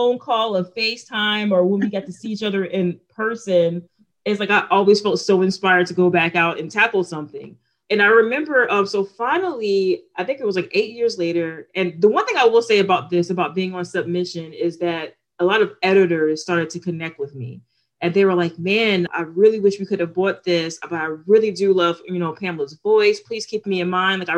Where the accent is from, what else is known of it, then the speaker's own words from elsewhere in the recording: Newport News, Virginia, United States; also born or lived in California; my experience of growing up in Newport News